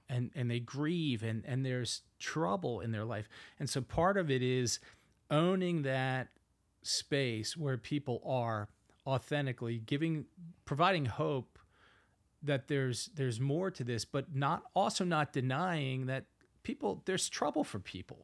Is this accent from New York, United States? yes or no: no; Philadelphia, Pennsylvania, United States; accent: Northeast; I have a, a Northeast accent, born and raised in Philadelphia, Pennsylvania